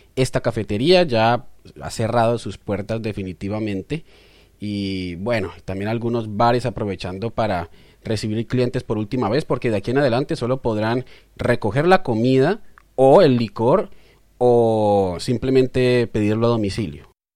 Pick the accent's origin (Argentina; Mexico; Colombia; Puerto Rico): Colombia; now in Australia; somos periodistas colombianos viviendo en Australia